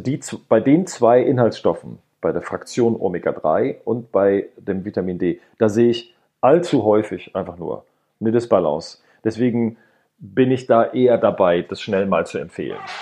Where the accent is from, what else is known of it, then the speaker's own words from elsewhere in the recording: Rhineland, Germany; ich komme hier aus dem Rheinland, wir haben hier den Flughafen nicht weit weg